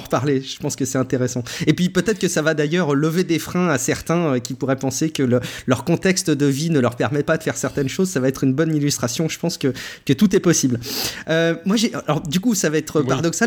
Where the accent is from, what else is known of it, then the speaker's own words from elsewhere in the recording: France; chez nous en France